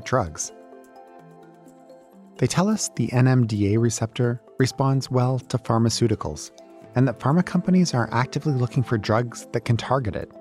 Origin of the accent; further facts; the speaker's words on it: Toronto, Ontario, Canada; here in my hometown